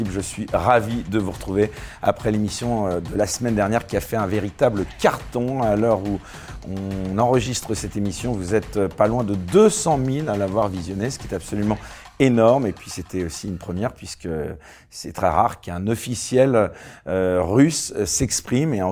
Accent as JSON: {"language": "French", "town": "Oran", "region": "Oran Province", "country": "Algeria", "tie": "born or raised there", "also_born_or_lived": "Switzerland", "moved": "as an adult", "lives_now": "United Kingdom", "said": "Je suis né à Oran en Algérie."}